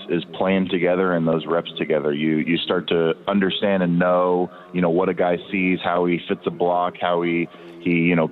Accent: Southlake, Texas, United States; moved away as an adult; now in Seattle, United States; I grew up in South Lake for, you know, nearly all my life

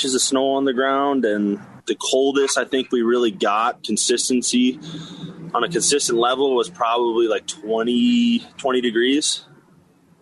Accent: Cincinnati, Ohio, United States; also born or lived in North Dakota; now in Fargo, United States; I grew up in Cincinnati, Ohio, throughout like high school and a little bit younger

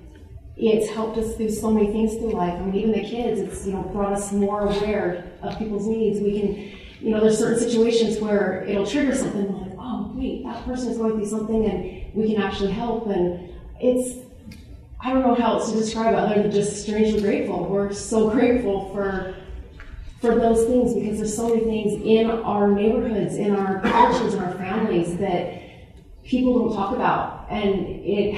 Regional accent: California, United States; now in Utah, United States; I grew up in California. We moved to Utah

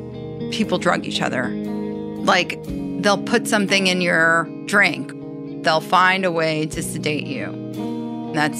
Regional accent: Iran; now in Los Angeles, United States; I was born in Iran between 1978 to 82.

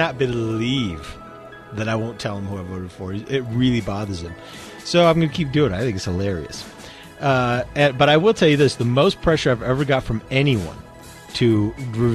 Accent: Utah, United States; I'm from Utah

